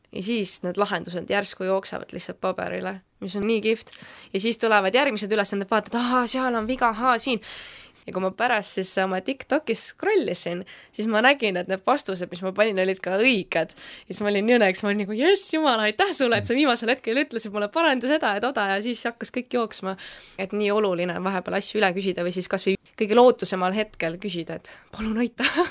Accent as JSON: {"language": "Estonian", "town": "Valga", "region": "Valga County", "country": "Estonia", "said": "tulen siis täitsa Valgast, olen niisugune tavaline noor"}